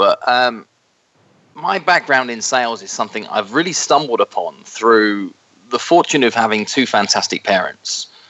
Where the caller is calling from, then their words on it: just outside New York City, United States; moved away; Today I'm calling from my home just outside New York City